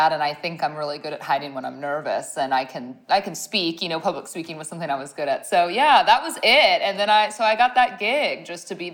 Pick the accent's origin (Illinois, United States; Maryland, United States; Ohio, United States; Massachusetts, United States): Ohio, United States; moved away as an adult; now in Dallas, United States; And I'm from Ohio originally, but when I I had moved to Dallas, right, to get this job